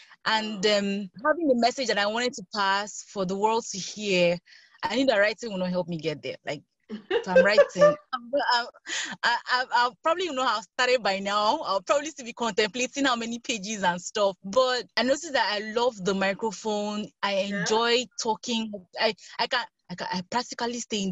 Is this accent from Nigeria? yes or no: yes; Nigeria; I'm Nigerian